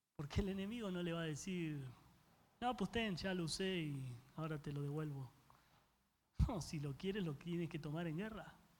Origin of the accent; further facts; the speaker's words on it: Argentina; yo soy argentino y los argentinos comemos carne